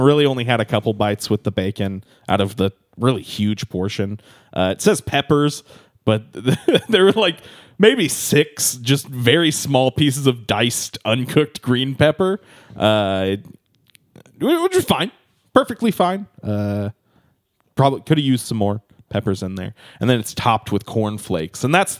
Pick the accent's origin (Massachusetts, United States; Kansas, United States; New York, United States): New York, United States; I'm a fancy boy. I'm from New York. What can I say?